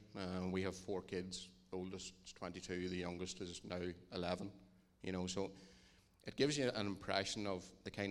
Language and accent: English; Dungannon, Northern Ireland, United Kingdom; we're from Dungannon